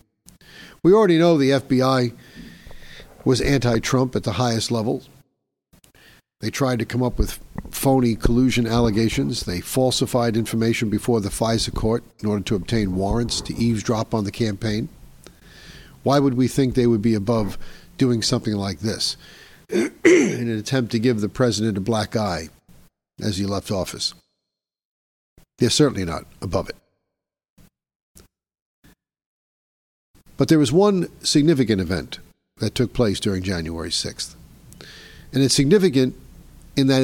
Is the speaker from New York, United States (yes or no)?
yes; New York City, New York, United States; New York City, my hometown